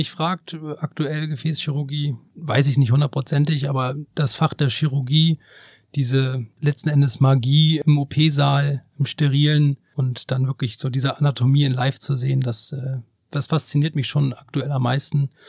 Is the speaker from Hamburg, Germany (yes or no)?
yes; Hamburg, Germany; ich komme aus Hamburg, mein Herz schlägt natürlich irgendwie auch hier, meine ganze Familie und Freunde leben hier.